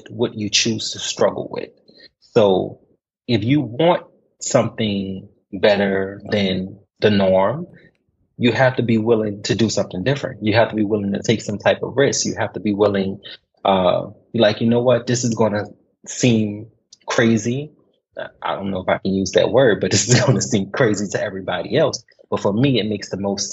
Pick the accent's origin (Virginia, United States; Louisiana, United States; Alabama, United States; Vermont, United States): Louisiana, United States; New Orleans; moved away as an adult; now in Kuwait; I'm originally from New Orleans, Louisiana, born and bred